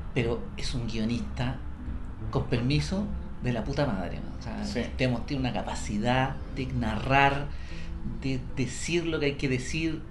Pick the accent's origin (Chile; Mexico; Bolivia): Chile